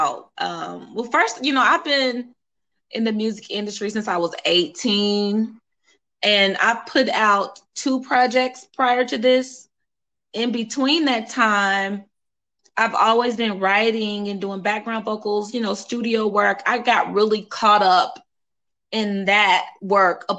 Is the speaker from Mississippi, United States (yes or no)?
no; Indianapolis, Indiana, United States; moved away as an adult; now in Atlanta, United States; I'm from Indianapolis, Indiana